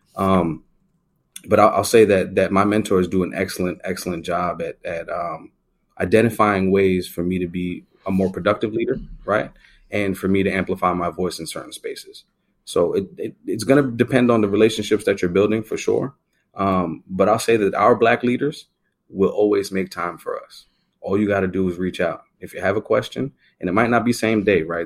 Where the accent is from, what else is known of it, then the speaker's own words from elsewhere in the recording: New York City, New York, United States; I grew up in the Bronx, in, in the primarily Jamaican side of the Bronx in the Northeast